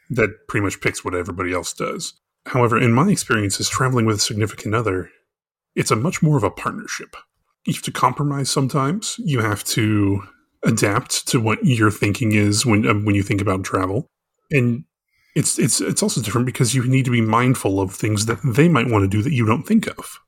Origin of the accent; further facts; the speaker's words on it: United States; now in Thailand; as an American that comes from a state that loves spicy food